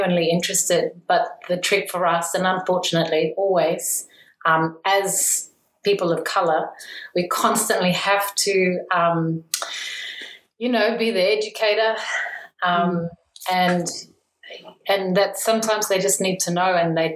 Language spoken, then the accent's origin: English; Australia; also born or lived in North Shore, New Zealand; now in New Zealand; being an Australian, our casual racism is next level.